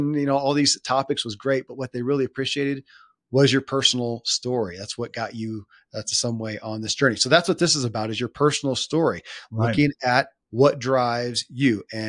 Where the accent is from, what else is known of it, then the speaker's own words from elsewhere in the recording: the South, United States; So I grew up in the Bible Belt of the South, and in a pretty staunch confinement of Christianity as a religion.